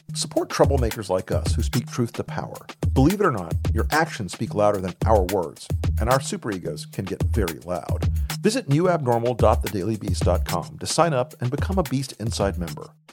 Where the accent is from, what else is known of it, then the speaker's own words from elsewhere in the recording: Tampa, Florida, United States; I grew up in Tampa, Florida.